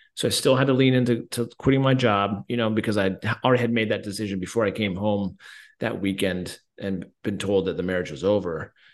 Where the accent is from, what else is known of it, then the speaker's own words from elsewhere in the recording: Colorado, United States; I'm from Colorado